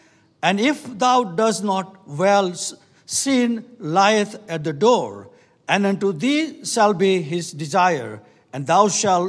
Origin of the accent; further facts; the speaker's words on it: India; We come from India, and we have nothing about that. And we are very grateful the Lord has brought in this country.